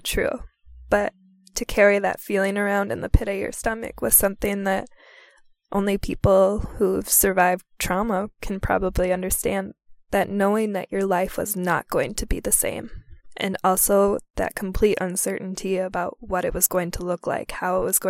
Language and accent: English; Minnesota, United States; I returned to my home state, Minnesota